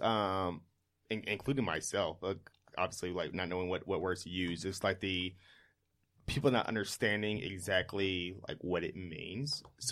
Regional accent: Mississippi, United States; He was like our … growing up in Mississippi

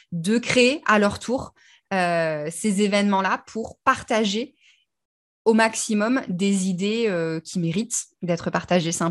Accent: Brittany, France; alors d'où je viens, disons de Bretagne. je suis fille de marin, donc j'ai beaucoup beaucoup déménagé et j'ai choisi que j'étais bretonne.

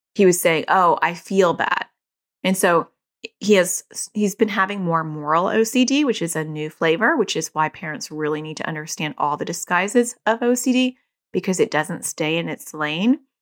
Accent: New York, United States; accent: New Jersey; moved away; also born or lived in New Jersey; I was born in New York

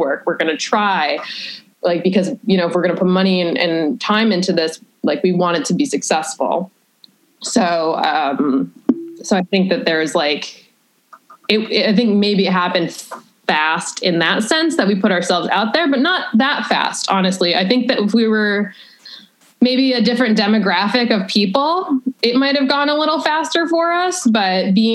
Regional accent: Berkshire County, Massachusetts, United States; now in Chicago, United States; I'm from Berkshire County, and the arts is one thing that is pretty valued over there, which I think is good in a very small kind of like podunk Massachusetts area.

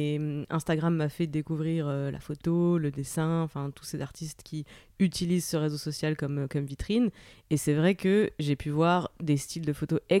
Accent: Moselle, Grand Est, France; je viens de Moselle.

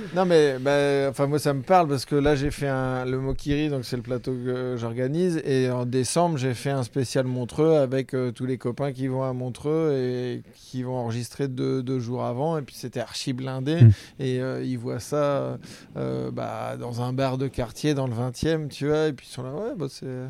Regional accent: Normandy, France; Je suis normand

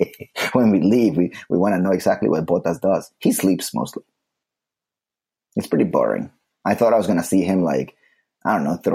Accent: Slovakia; English is a second language; But I'm originally from Slovakia.

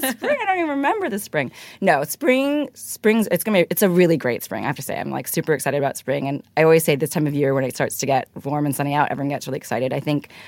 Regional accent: Hong Kong; I grew up in Hong Kong, actually

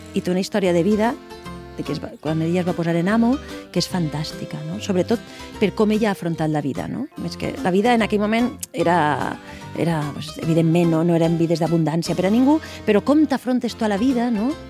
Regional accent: Valencian Community, Spain; la nostra pròpia identitat personal i com a valencianes

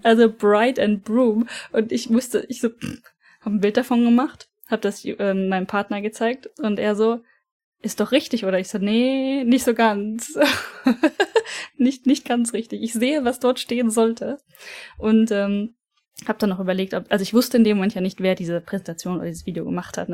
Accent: Germany; bei uns in Deutschland

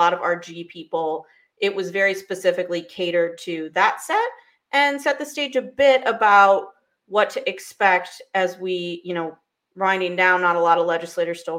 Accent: United States; as an American

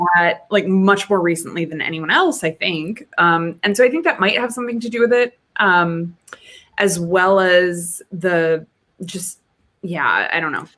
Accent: New Hampshire, United States; moved away; I'm from New Hampshire

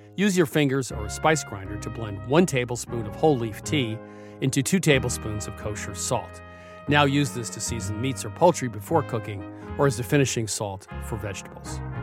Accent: Vermont, United States; When I grew up in Vermont

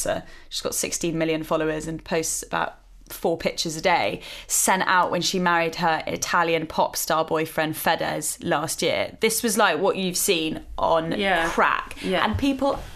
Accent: United Kingdom

